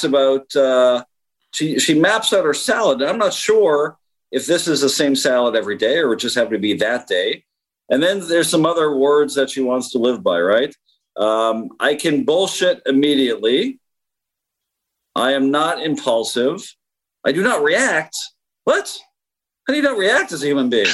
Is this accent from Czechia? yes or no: no; Canada; As a Canadian, as a very proud Canadian